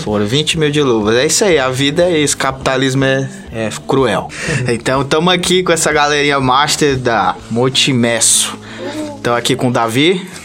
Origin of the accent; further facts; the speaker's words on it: Brazil; Eu sou brasileiro